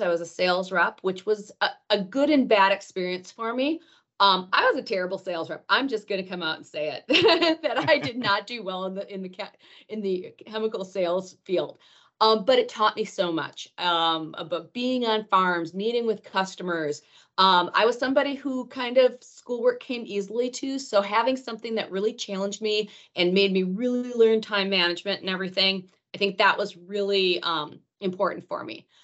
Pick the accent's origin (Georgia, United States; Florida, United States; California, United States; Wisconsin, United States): Wisconsin, United States; Rhinelander; moved away; I am from Rhinelander, Wisconsin, the home of the Hodag